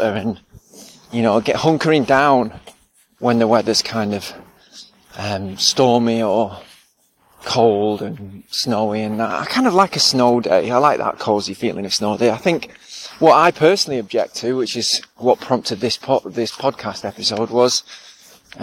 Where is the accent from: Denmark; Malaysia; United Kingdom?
United Kingdom; England; We're English